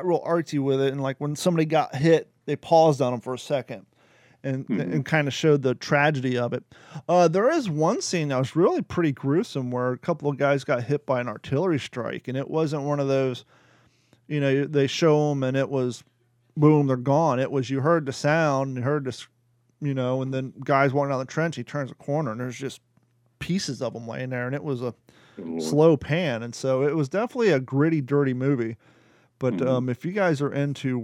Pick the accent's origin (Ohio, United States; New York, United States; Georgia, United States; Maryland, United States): Ohio, United States; growing up in Ohio